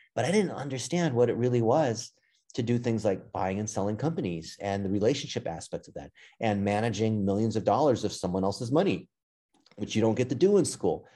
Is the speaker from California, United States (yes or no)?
yes; Los Angeles, California, United States; I grew up in L